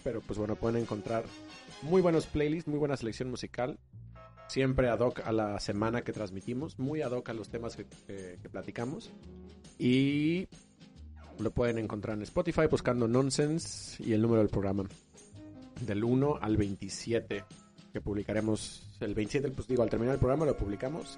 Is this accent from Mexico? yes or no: yes; Mexico; somos así los mexicanos